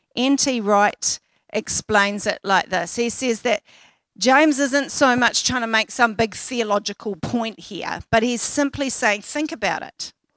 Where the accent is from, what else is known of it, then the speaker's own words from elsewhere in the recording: Auckland, New Zealand; I grew up in West Auckland, and at the time I was living and working in South Auckland